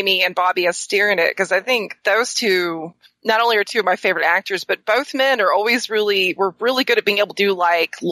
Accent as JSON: {"language": "English", "region": "the South", "country": "United States", "said": "I'm from the South."}